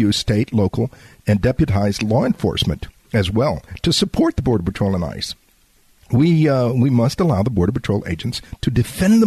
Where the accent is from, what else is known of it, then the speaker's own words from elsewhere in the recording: Laredo, Texas, United States; my hometown of Laredo